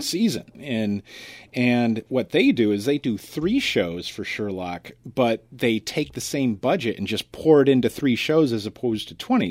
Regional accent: United States; as an American

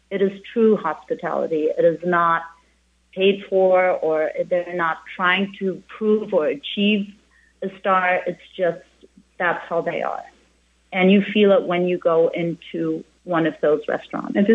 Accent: Spain; moved away as an adult; now in St. John, US Virgin Islands; And especially on the menu, I mean, when I came here from Spain, I opened up a tapas place, which is La Tapa.

